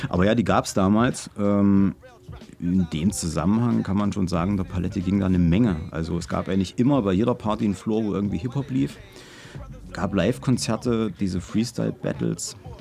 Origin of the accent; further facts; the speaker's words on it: Halle, Saxony-Anhalt, Germany; Halle Saale geboren, bin immer noch da, werde wahrscheinlich für immer da bleiben